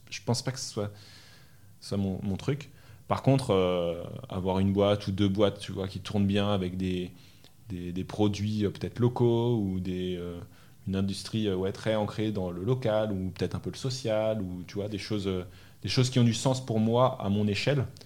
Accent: Normandy, France; also born or lived in Île-de-France / Belgium / Brazil; Je suis né dans le sud de la France, j'ai grandi euh, en Normandie, en région parisienne, en Belgique. J'ai passé trois ans en Belgique.

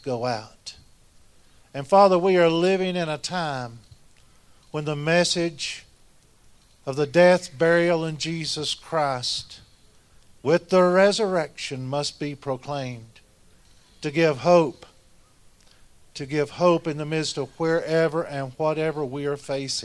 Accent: Southeast, United States; now in Wyoming, United States; I'm from the Southeast.

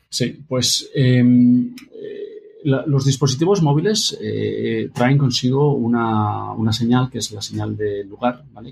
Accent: Madrid, Community of Madrid, Spain; also born or lived in Barcelona / Boston / Sweden; yo nací en Barcelona, pero siempre he vivido en Madrid

